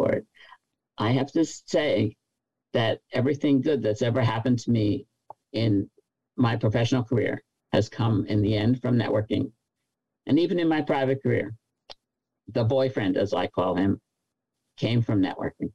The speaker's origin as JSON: {"language": "English", "region": "New York", "country": "United States", "said": "But I'm a New Yorker, so we don't think any place else is big."}